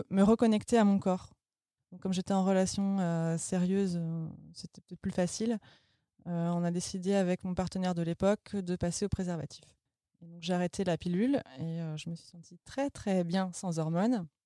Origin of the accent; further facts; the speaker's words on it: Vendée, Pays de la Loire, France; moved away as an adult; now in Berlin, Germany; j'ai 30 ans, je viens de Vendée comme la brioche